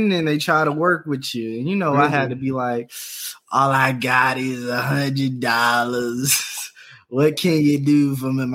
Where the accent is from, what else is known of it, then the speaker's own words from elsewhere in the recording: the South, United States; I'm from the South